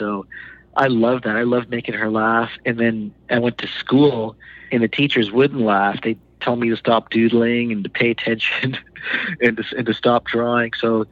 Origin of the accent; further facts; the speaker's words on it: Canada; also born or lived in India; I'm originally from India. I was born there. When I was a year old, my family moved to Canada, and my father knew how to draw and paint. And so I grew up being influenced by him